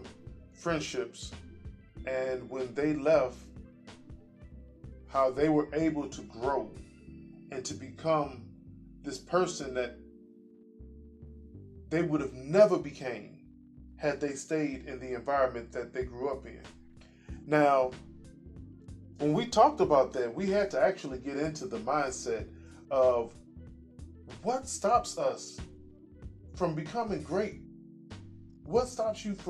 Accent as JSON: {"language": "English", "town": "Chicago", "region": "Illinois", "country": "United States", "moved": "yes", "lives_now": "Indiana, United States", "said": "I'm originally from Chicago, but I currently live in Indiana"}